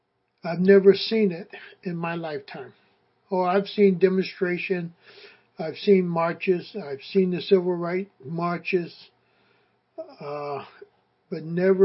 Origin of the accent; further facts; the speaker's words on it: United States; And that goes through my mind just as an African American. But it also goes through my mind as an American citizen.